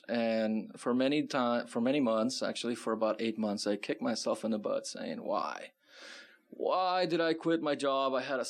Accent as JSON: {"language": "English", "region": "California", "country": "United States", "lives_now": "Tucson, United States", "said": "because when I came from California, that was a huge culture shock."}